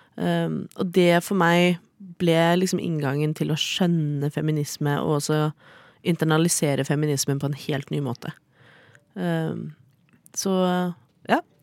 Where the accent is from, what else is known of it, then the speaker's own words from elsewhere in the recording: Oslo, Norway; Jeg er fra Oslo.